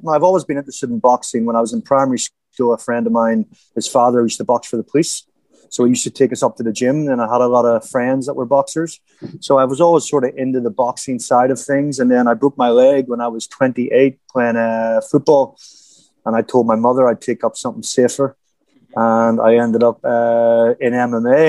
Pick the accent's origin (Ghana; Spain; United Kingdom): United Kingdom; Bangor, Northern Ireland; moved away as an adult; also born or lived in Jamaica; now in Thailand; growing up in Northern Ireland